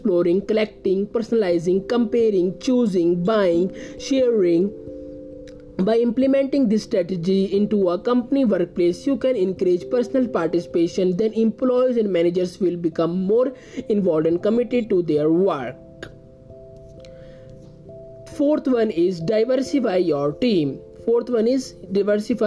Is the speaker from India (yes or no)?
yes; India; I am from India